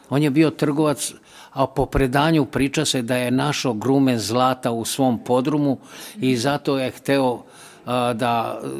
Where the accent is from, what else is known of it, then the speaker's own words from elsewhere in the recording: Belgrade, Serbia; Ja sam u Mali rođen i volim Seomalu zato što tu jedino u Beogradu kruži pozitivna energija, zato što se spaja sa dve reke, Dunav i Sava.